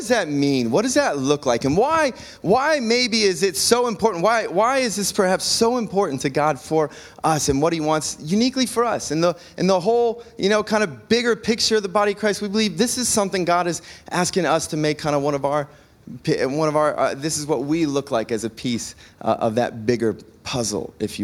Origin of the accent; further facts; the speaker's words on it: Cleveland, Ohio, United States; moved away; I'm originally from the Cleveland area